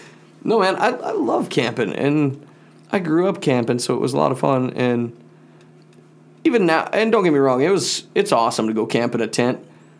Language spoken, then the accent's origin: English; Malta, United States; in Malta here